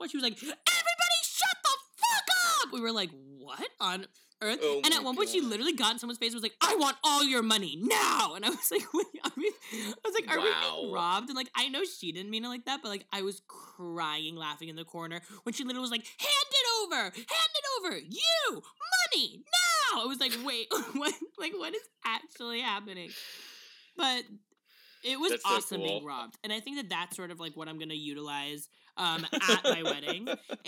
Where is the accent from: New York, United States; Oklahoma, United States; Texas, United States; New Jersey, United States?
New York, United States; New York City; I was born and raised in the Bronx, brother.